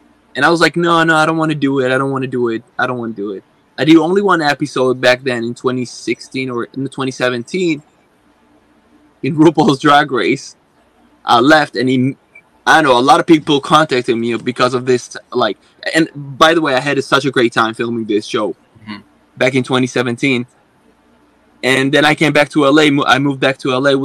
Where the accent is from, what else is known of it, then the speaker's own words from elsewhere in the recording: Israel; now in United States; I'm originally from Israel